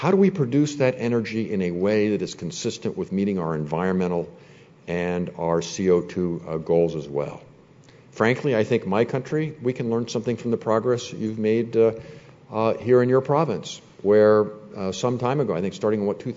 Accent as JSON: {"language": "English", "region": "Indiana", "country": "United States", "tie": "born or raised there", "said": "My home state of Indiana, 6.5 million people"}